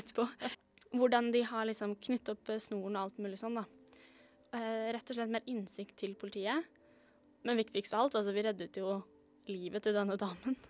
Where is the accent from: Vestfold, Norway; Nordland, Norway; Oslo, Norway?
Oslo, Norway; jeg er fra, født og oppvokst i Oslo